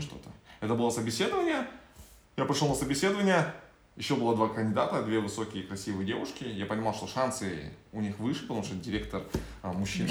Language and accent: Russian; Kazakhstan